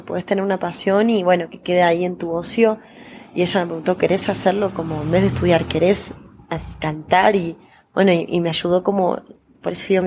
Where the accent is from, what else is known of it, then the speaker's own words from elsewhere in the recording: Córdoba, Argentina; now in Buenos Aires, Argentina; No deja de sorprender Córdoba, por eso para mí decir que soy una cordobesa me encanta.